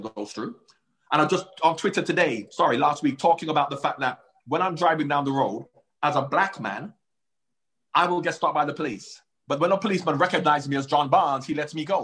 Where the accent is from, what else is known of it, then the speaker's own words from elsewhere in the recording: Jamaica; now in United Kingdom; as a light-skinned man growing up in Jamaica